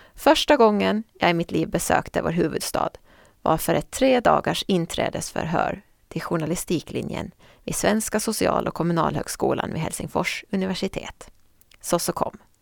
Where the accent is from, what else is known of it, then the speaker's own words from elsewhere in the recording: Åland Islands; Under jullovet 2002 var jag hemma på Åland och jobbade extra på Nyan